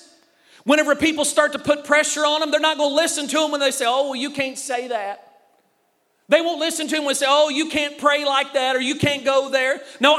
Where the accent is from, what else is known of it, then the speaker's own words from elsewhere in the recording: Puxico, Missouri, United States; I'm from Puxico, Missouri.